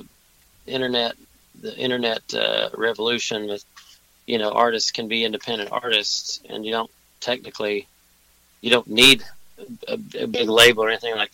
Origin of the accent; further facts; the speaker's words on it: Bowling Green, Kentucky, United States; moved away as an adult; also born or lived in Nashville, Tennessee / Louisville, Kentucky / Chicago, Illinois; now in Los Angeles, United States; I grew up in Southern Kentucky in Bowling Green, Kentucky